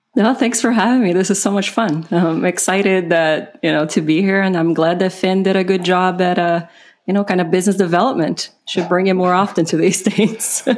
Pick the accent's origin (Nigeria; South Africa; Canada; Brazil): Brazil; English is a second language; moved away; I'm originally from Brazil. So I, English is not my first language